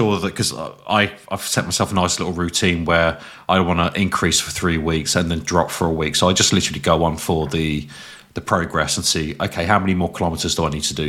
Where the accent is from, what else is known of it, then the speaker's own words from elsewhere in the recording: England, United Kingdom; I'm English.